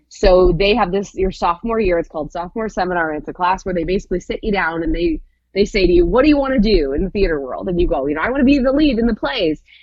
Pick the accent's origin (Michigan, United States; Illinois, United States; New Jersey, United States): Michigan, United States; moved away as an adult; now in Indianapolis, United States; I am originally from Michigan